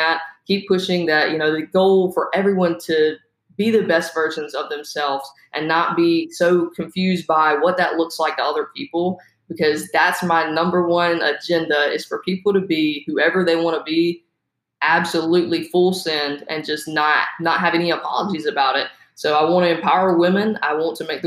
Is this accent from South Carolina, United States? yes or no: yes; South Carolina, United States; moved away; I'm from South Carolina originally